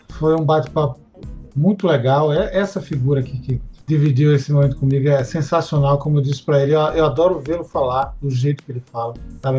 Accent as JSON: {"language": "Portuguese", "town": "Natal", "region": "Rio Grande do Norte", "country": "Brazil", "tie": "born or raised there", "said": "eu nasci na vila, naquela vila perto do Parque das Dunas."}